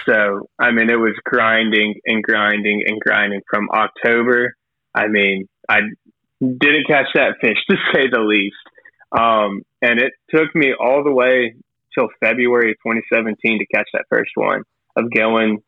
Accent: McDonough, Georgia, United States; now in Brunswick, United States; I'm from South Atlanta, McDonough proper

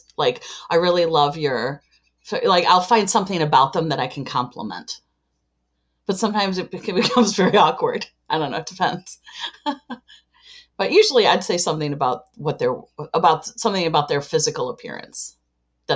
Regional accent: Chicago, Illinois, United States; I am from Chicago, Illinois.

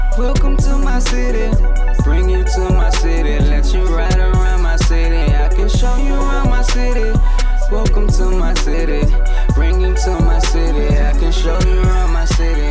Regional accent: South Bend, Indiana, United States; moved away as an adult; also born or lived in Michigan City, Indiana; now in Brooklyn, United States; I'm from South Bend, Indiana, because that's you know where I grew up.

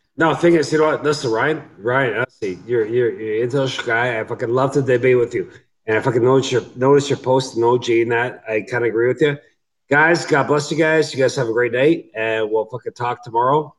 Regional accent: Canada; I'm Canadian

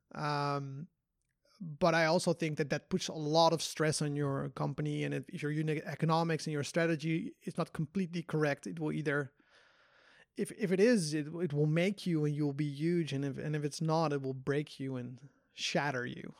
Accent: Netherlands; moved away; also born or lived in Korea; I'm from Holland

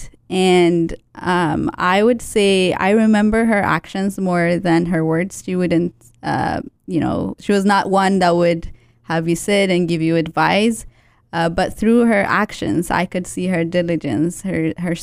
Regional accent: Ethiopia; moved away; Growing up in Ethiopia

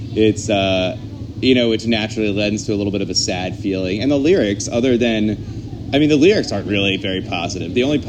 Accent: the South, United States; it's about growing up in the South and the troubles I had with that.

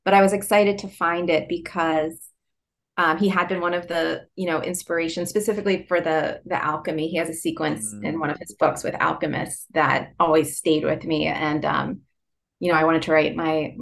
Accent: Philadelphia, Pennsylvania, United States; accent: Philadelphia; nasal East Coast; my Philadelphia accent

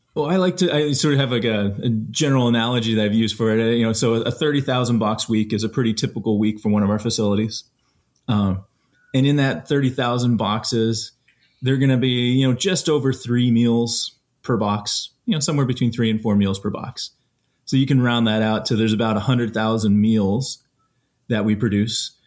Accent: Colorado, United States; I grew up in Colorado and spent my time out there

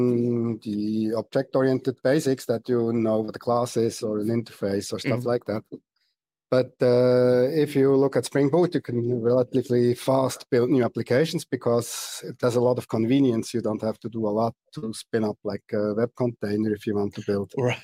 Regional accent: Switzerland; accent: Swiss German; first language Swiss German; English is a second language; I'm from Switzerland

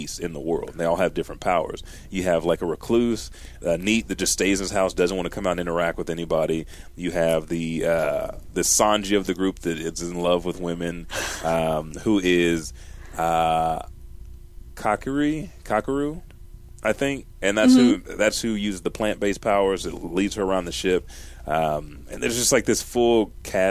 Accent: United States; I'm American.

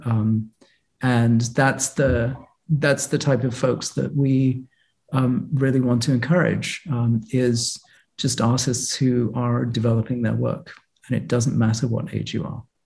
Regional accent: Boston, Massachusetts, United States; I am a Bostonian

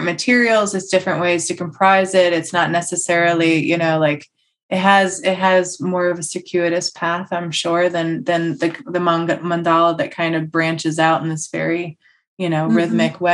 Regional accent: United States; I'm American

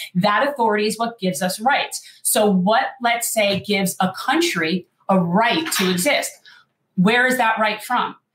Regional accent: North Miami Beach, Florida, United States; I was born in North Miami Beach, second generation Jewish South Floridian.

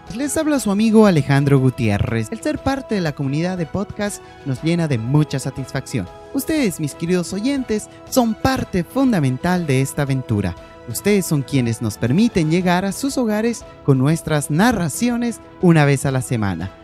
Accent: Bolivia

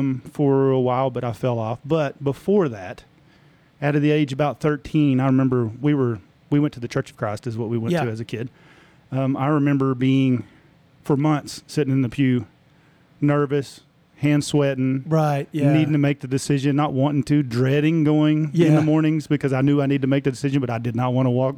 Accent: Tulia, Texas, United States; We are originally from Tulia. That's where we moved from here in 2020.

